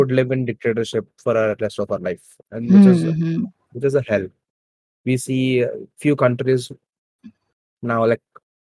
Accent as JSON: {"language": "English", "country": "India", "said": "one thing I'm proud of being an Indian"}